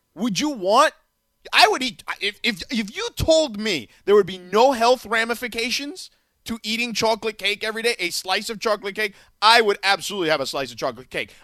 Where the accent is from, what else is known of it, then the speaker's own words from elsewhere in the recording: Miami, Florida, United States; moved away; my hometown team